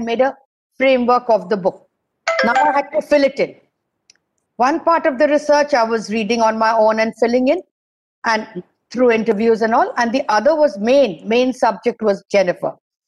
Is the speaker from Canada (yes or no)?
no; India; I'm an Indian. So it's very sad.